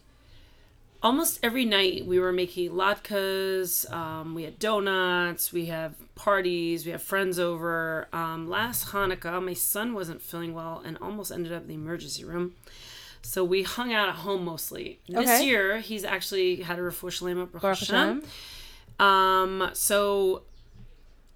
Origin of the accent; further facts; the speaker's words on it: United States; moved away; I was brought up so materialistic in the States